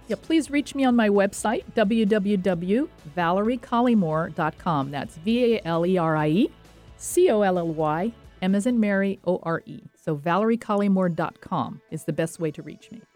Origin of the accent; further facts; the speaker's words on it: French Riviera, Provence-Alpes-Côte d'Azur, France; moved away; I grew up on the French Riviera